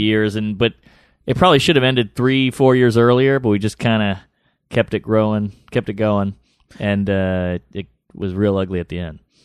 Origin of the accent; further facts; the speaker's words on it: New Orleans, Louisiana, United States; I'm from New Orleans